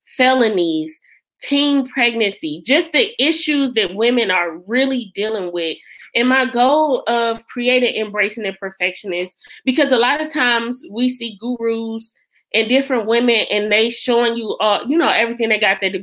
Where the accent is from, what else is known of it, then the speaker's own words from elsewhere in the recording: Detroit, Michigan, United States; moved away; I am originally from Detroit, Michigan.